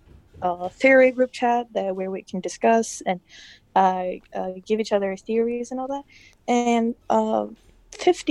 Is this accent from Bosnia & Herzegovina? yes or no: no; Norway; I'm from Norway